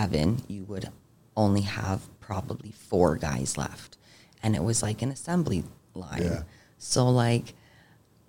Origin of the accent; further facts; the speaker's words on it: Niagara, Ontario, Canada; growing up in Niagara, I've, like, earned myself a decent reputation in the roofing industry.